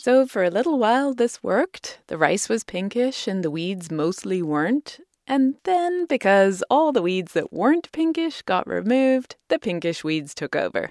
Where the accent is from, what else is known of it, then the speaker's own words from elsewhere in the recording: United Kingdom; moved away; my home country